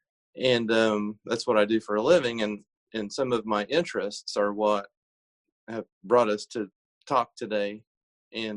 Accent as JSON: {"language": "English", "region": "southern Illinois", "country": "United States", "said": "I'm from Illinois, but the southern part of the state. So sort of in a rural area in Illinois"}